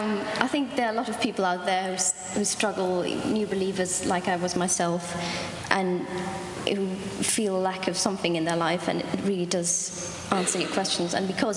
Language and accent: English; Switzerland; moved away as an adult; now in St Ives, United Kingdom; Home is Switzerland, but I moved here 1.5 years ago.